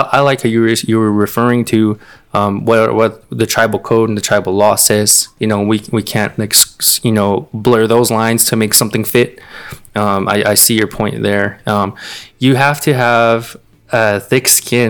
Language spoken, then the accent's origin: English; Peña, Seaside, New Mexico, United States; I grew up in Peña. I grew up in Seaside